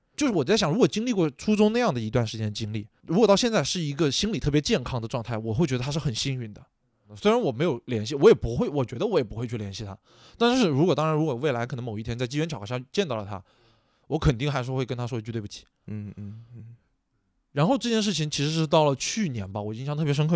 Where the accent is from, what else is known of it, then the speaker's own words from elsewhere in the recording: Nanchang, Jiangxi, China; 我们南昌话里面叫做什么呢？叫做罗汉，或者说这些人叫打锣的